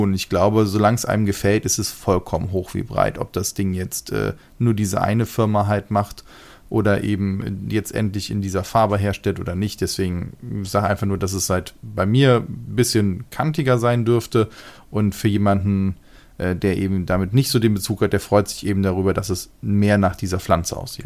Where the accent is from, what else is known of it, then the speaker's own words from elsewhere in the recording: Germany; Bei uns in Deutschland